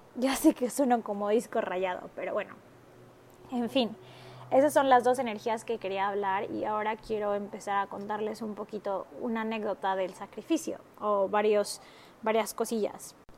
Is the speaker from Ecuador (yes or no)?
no; Mexico; moved away as an adult; also born or lived in Marbella, Spain / Barcelona, Spain / Shanghai, China / Hong Kong; yo soy de México